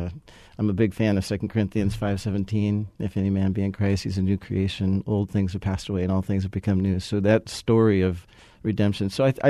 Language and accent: English; California, United States; So I'd say I grew up in California. You don't have to hold that against me.